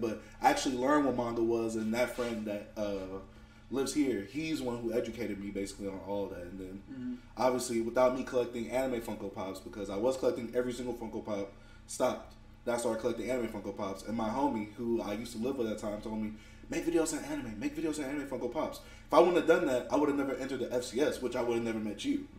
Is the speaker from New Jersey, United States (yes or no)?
no; Dallas, Texas, United States; also born or lived in Houston, Texas; I moved from Houston to Dallas